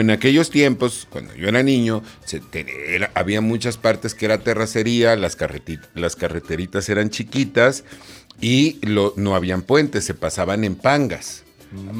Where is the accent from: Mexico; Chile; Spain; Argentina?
Mexico; Coatzacoalcos, Veracruz; also born or lived in Macuspana, Tabasco; ya oficialmente todo soy este veracruzano